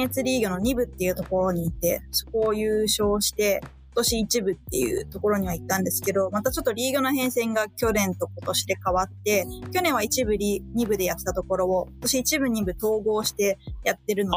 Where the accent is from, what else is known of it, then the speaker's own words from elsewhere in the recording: Soka, Saitama, Japan; 私の出身が埼玉県の草加市